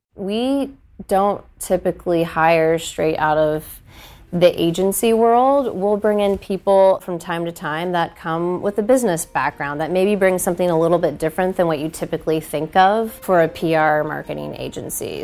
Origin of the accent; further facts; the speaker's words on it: Wooster, Ohio, United States; moved away as an adult; also born or lived in Nashville, Tennessee; now in Columbus, United States; I grew up in Worcester